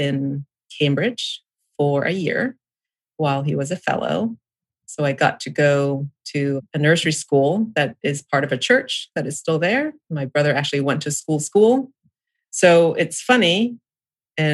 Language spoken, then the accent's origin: English; Samut Prakan, Thailand; also born or lived in New England, United States / California, United States / New Zealand; now in Ohio, United States; I grew up in Thailand, was born in a little town outside of Bangkok.